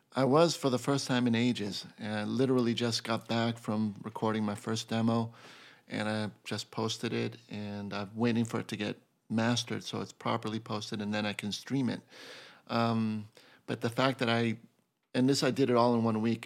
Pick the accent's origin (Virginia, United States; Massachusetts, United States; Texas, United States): Massachusetts, United States; Boston; moved away as an adult; now in New York City, United States; being from Boston